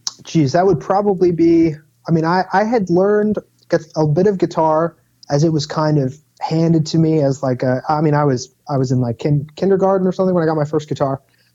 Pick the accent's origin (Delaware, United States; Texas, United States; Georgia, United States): Delaware, United States; Newark; also born or lived in Pike Creek, Delaware; So, I'm born and raised in Newark, currently live in Pike Creek. So I guess a little bit more toward the Wilmington side of things, but yeah, Delaware man through and through.